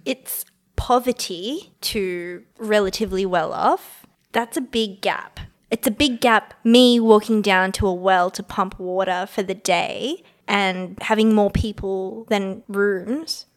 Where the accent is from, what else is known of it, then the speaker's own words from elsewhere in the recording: Australia; I was born in Australia